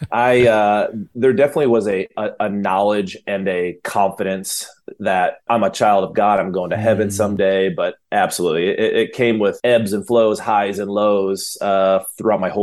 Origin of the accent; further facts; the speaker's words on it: Michigan, United States; come from a home that my dad was a minister. He was a pastor up in Michigan. And so being a middle child, small town